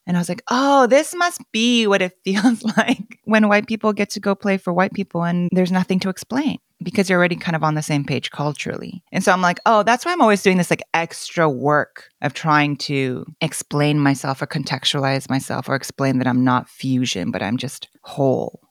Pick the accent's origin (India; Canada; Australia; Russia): Canada; first language Korean; English is a second language; growing up in Canada